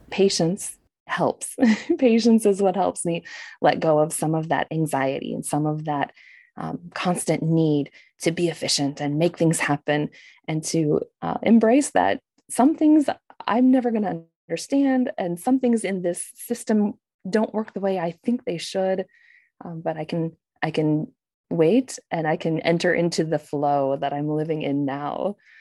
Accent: United States; moved away; as an American

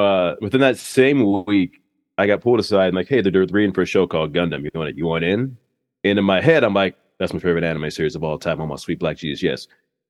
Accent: Kansas City, Missouri, United States; also born or lived in Annapolis, Maryland; I was born in Annapolis, Maryland. Okay. Right near the base. My dad was on the USSR when I was born. He's a lieutenant commander. And after that, we traveled a lot. And when I was like 6 to 30, I lived in Kansas City.

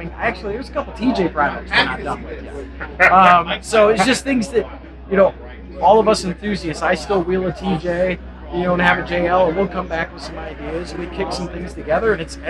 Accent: Michigan, United States; We're from Michigan

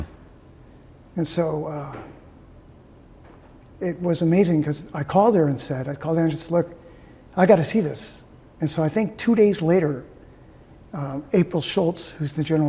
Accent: Appleton, Wisconsin, United States; also born or lived in Lansing, Michigan / Traverse City, Michigan; I grew up in Appleton

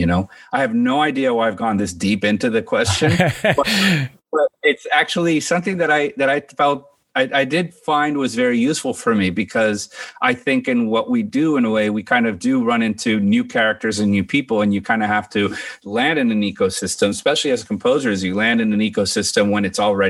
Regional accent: United States; I mean, I was born in Washington, D.C. My dad is from Cuba. My mom's from Guatemala. They met there. And I was like the third child they had. And then they moved to Miami when I was three.

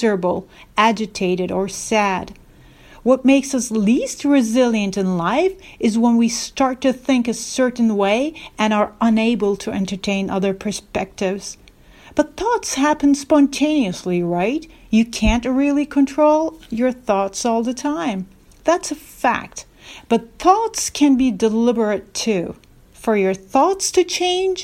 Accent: Istanbul, Turkey; moved away as an adult; also born or lived in Norway / Singapore / California; I am originally from Istanbul, but lived most of my adult life abroad, working in countries such as Norway, Singapore, and California.

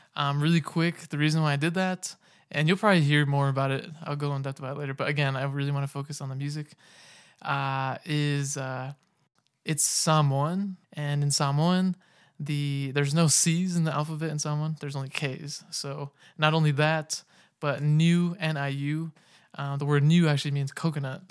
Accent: Sacramento, California, United States; now in Utah, United States; I'm originally from Sacramento, California.

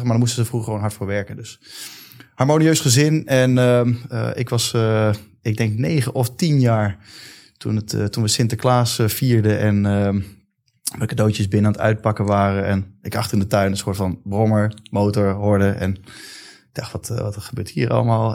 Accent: Leusden, Utrecht, Netherlands; ik heb een mooie jeugd gehad, geboren in Leusden

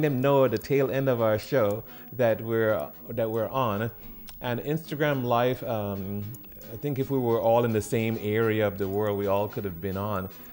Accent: Trinidad & Tobago; moved away as an adult; also born or lived in California; I grew up in the Caribbean, in the island of Trinidad and Tobago, before um, 18 years old, going to California

